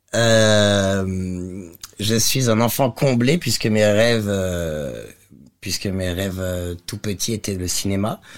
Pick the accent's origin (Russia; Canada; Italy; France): France; Lyon, Auvergne-Rhône-Alpes; je viens de Lyon